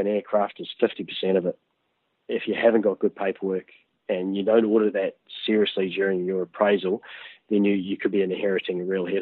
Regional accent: Rotorua, Bay of Plenty, New Zealand; moved away as an adult; also born or lived in Papua New Guinea / Australia / Canada / Auckland, New Zealand; I grew up in Rotorua until I was about 6

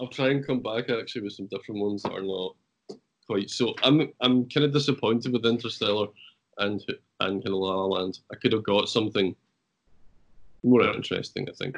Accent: Scotland, United Kingdom; also born or lived in Ireland; I'm Scottish

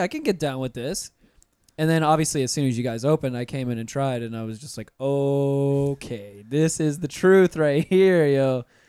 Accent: Pensacola, Florida, United States; now in Orlando, United States; I grew up in Pensacola, like, right on the beach

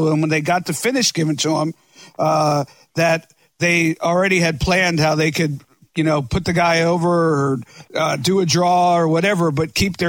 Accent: South Florida, United States; Yeah, I grew up in South Florida.

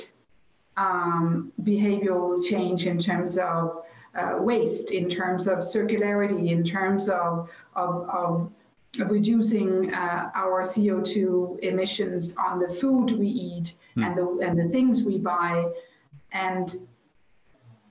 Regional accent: Copenhagen, Capital Region of Denmark, Denmark; my hometown, Copenhagen

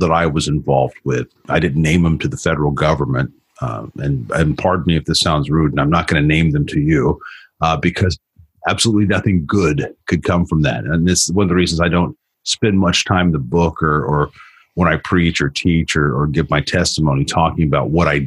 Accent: Florida, United States; moved away; also born or lived in Colorado; I grew up in the South in Florida

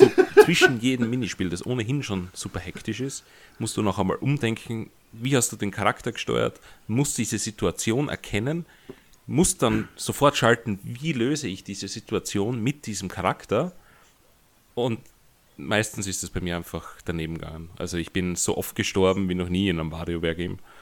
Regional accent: Austria; ich als Österreicher

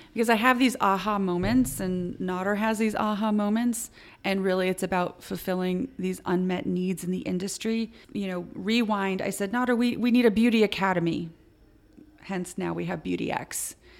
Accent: Connecticut, United States

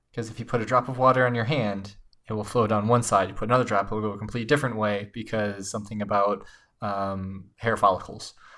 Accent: Chicago, Illinois, United States; I'm from Chicago

